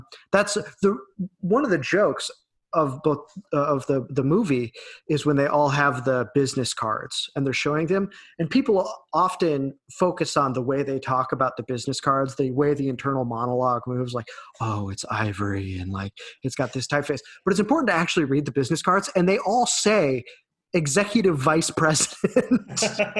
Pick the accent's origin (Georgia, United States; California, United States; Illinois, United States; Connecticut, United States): Illinois, United States; Illinois suburbs, United States; I grew up in the Illinois suburbs.